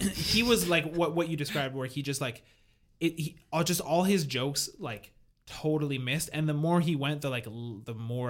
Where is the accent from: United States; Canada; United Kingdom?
Canada; Quebec; I like having grown up like in the Quebecois culture